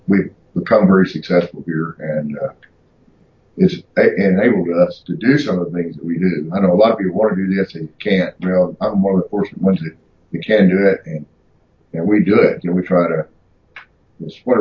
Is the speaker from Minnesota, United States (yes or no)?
no; Mississippi, United States; moved away; I'm from Mississippi.